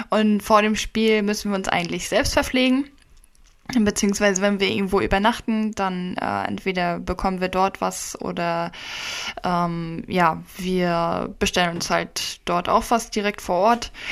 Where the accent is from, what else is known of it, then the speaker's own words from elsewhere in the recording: Stralsund, Mecklenburg-Vorpommern, Germany; also wir kommen ja direkt aus dem Norden, Stralsund.